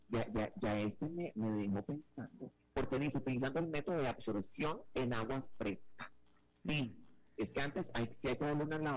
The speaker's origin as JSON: {"language": "Spanish", "country": "Mexico", "said": "Bueno, pero mi amor, soy mexicano, que está pasando?"}